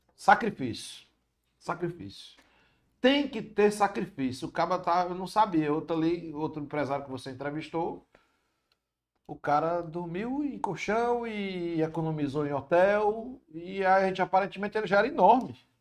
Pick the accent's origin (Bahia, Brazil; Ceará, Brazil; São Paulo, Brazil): Ceará, Brazil; Fortaleza; accent: cearense; Eu nasci onde atualmente é o App Vida da Antônio Padre Antônio Tomás